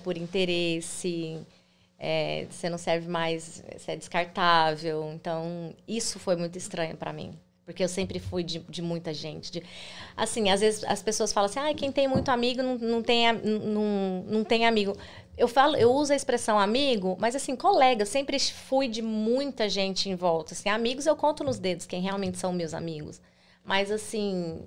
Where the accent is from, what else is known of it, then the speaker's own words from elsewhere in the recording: Goiânia, Goiás, Brazil; moved away as an adult; now in United States; Eu sou de Goiânia, Goiás